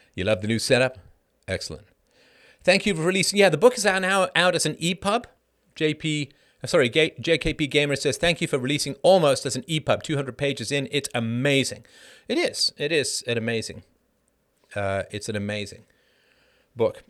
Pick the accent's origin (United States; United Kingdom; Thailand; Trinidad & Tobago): United Kingdom; now in Canada; As a British person